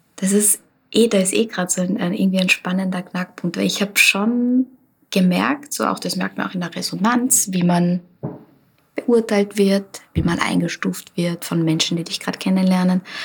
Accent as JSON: {"language": "German", "town": "Linz", "region": "Upper Austria", "country": "Austria", "tie": "born or raised there", "said": "ich bin in Linz geboren und vor allem Land gelebt und bin dann in die Stadt gezogen"}